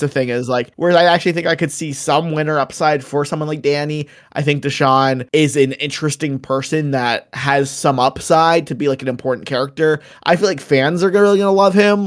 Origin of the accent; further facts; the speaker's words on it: Canada; I know I'm Canadian